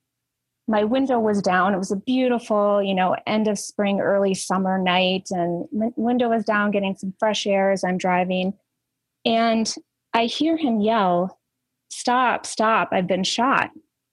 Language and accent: English; central Minnesota, United States; I grew up in Minnesota, very small town in central Minnesota, had that quote unquote normal childhood in rural America